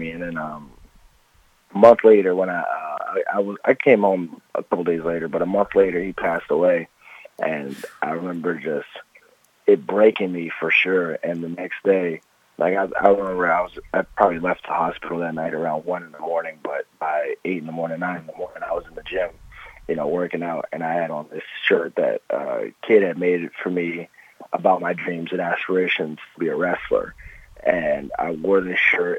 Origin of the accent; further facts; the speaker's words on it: Alexandria, Virginia, United States; moved away as an adult; also born or lived in Greenbelt, Maryland; now in Las Vegas, United States; I grew up in Alexandria. I moved there when I was, I want to say, like, three.